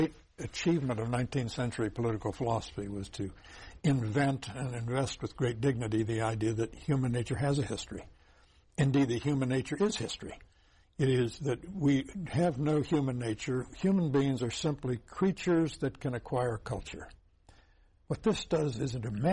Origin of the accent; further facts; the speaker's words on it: Champaign County, central Illinois, United States; I grew up in central Illinois